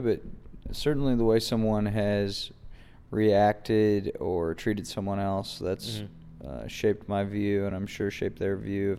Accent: Weston, West Virginia, United States; also born or lived in Charleston, West Virginia; I'm from Weston, West Virginia. All right. Born in Charleston.

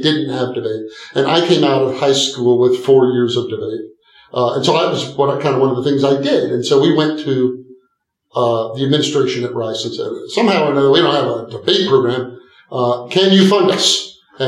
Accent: East Texas, United States; I grew up in a small town in East Texas. Grew up on a farm, then moved to, a big city

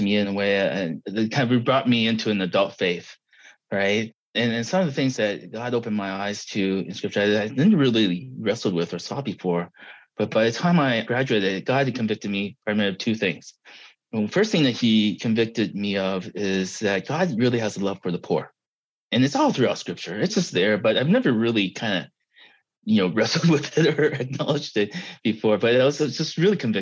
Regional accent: Los Angeles, California, United States; born or raised there; also born or lived in Taiwan / Ida Grove, Iowa; now in Pomona, United States

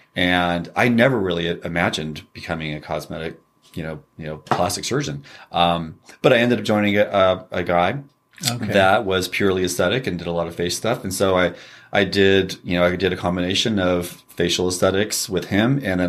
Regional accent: California, United States; We grew up in Northern California, Sacramento Valley.

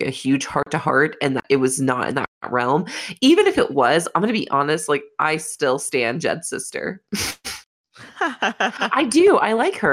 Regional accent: Florida, United States; I grew up in Florida

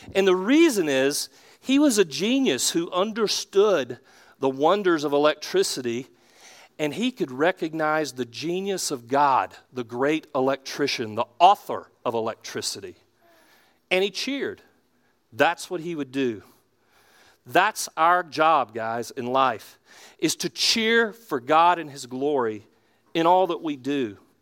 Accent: Charlotte, North Carolina, United States; I'm from Charlotte. I'm from South Charlotte originally

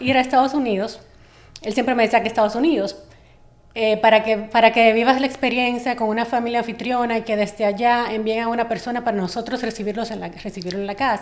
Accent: Dominican Republic; como dominicana o dominicana

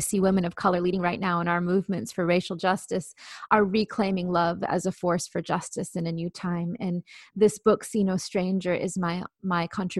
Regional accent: India; yes, I'm Indian, but not the Native American kind. No, I'm from India.

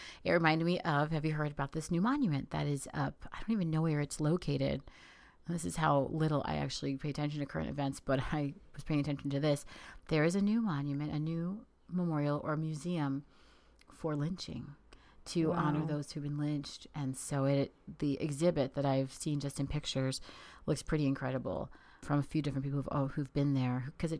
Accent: Maryland, United States; moved away as an adult; now in California, United States; I'm originally from the Maryland, D.C. area.

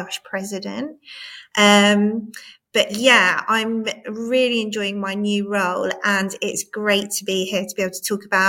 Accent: Cambridge, East of England, United Kingdom; I grew up in Cambridge.

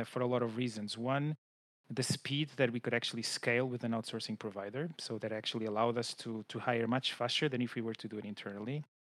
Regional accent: Lisbon, Portugal; I'm based in Portugal, so I'm originally from Lisbon.

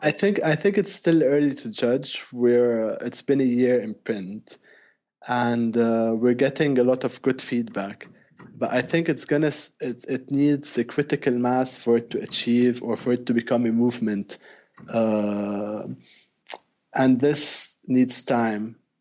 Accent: Lebanon; Indeed, I am from Lebanon.

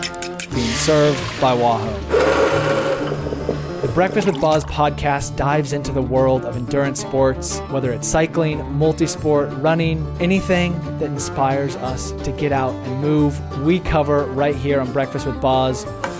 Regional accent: Oregon, United States; I'm joined by Dennis Connors from my home state in Oregon

